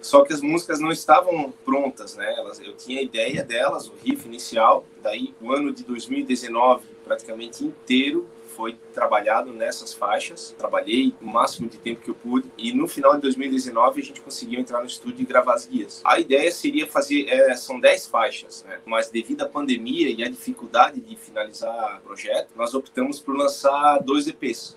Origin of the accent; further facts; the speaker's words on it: Balneário Camboriú, Santa Catarina, Brazil; nós somos de Balneário Camboriú